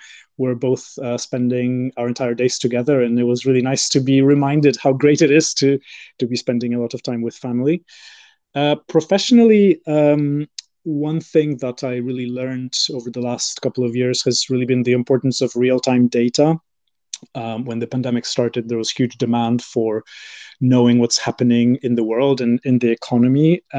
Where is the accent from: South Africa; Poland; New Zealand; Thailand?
Poland; born there; also born or lived in UAE / Bahrain / France / United States; I was born in Poland and I've lived there. I've also lived in the UAE, Bahrain. I did part of my degree in France and I then worked in the US and the UK.